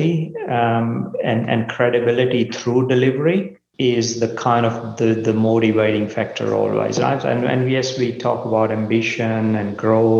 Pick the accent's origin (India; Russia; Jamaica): India; moved away as an adult; also born or lived in Melbourne, Australia / Port Kembla, Australia; now in Australia; I grew up in India.